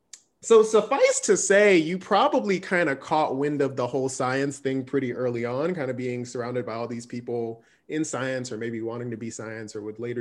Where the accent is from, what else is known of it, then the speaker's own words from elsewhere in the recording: Nigeria; I'm Nigerian as well